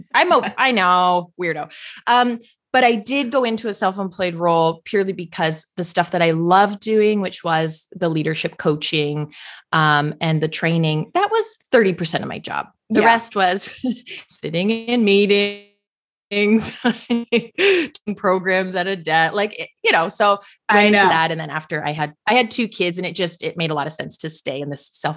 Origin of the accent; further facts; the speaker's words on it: across the river from Michigan, Ontario, Canada; I'm sort of across the river from Michigan. I am Canadian, but I'm like an honorary Michigander pretty much.